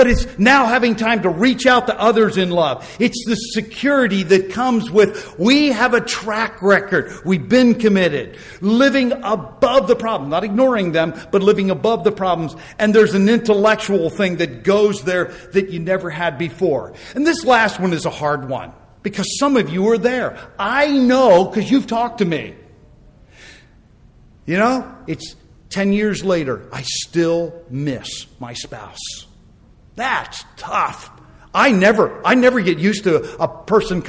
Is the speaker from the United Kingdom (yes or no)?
no; United States; I'm an American